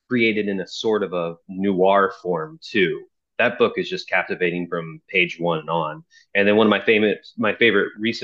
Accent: Dayton, Ohio, United States; also born or lived in Chicago, Illinois; now in Los Angeles, United States; I'm originally from Dayton, Ohio

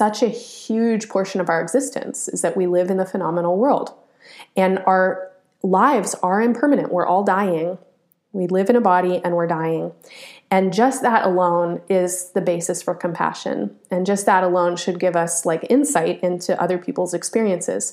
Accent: United States; I was born and raised in the United States

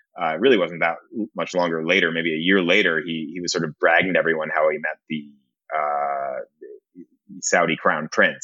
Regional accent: Israel; And I'm an Israeli, like I was born in Israel and I'm Jewish.

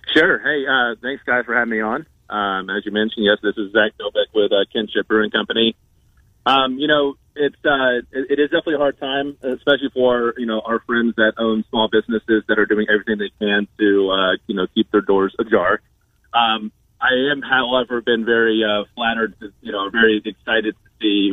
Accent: Georgia, United States; moved away as an adult; I'm from Georgia.

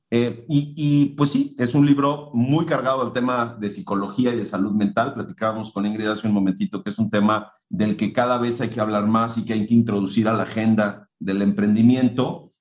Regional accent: Mexico; en el contexto de una cultura como la mexicana, donde tenemos unas estructuras jerárquicas gigantescas

